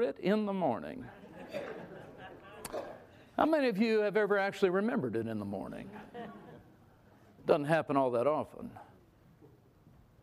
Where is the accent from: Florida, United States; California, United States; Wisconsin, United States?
California, United States; We grew up in California